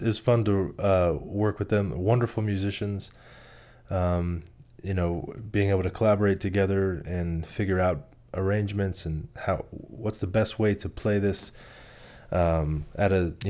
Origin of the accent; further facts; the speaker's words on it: Tampa, Florida, United States; moved away as an adult; now in Nashville, United States; I am from Tampa, Florida, mm-hmm. and grew up there until I was 18. Came up to Nashville for a year and went to Welch College.